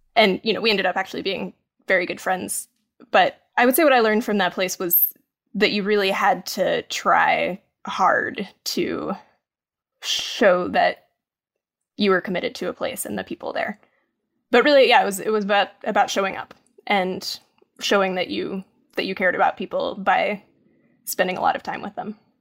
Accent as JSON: {"language": "English", "town": "Maryville", "region": "Tennessee", "country": "United States", "tie": "born or raised there", "moved": "yes", "said": "when I was growing up in Tennessee"}